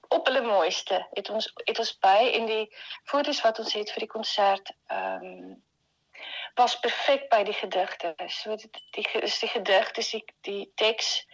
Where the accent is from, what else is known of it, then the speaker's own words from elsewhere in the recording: Bloemfontein, Free State, South Africa; moved away as an adult; also born or lived in Stellenbosch / Rotterdam; now in Netherlands; Ek het in Bloemfontein groot geword